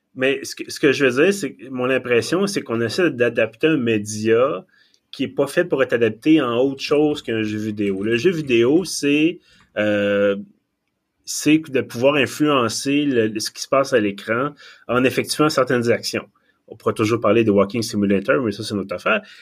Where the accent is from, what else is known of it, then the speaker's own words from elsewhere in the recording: Quebec, Canada; accent: Québécois; mon excellent accent québécois